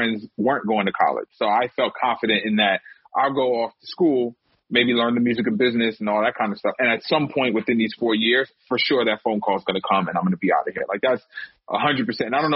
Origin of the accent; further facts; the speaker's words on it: New York City, New York, United States; I'm from Harlem